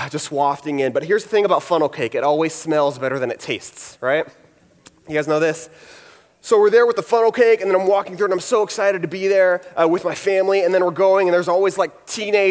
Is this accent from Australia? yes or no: no; Houston, Texas, United States; I'm from Houston